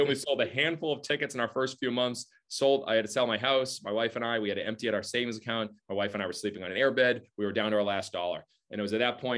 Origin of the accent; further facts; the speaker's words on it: Massachusetts, United States; I grew up in Massachusetts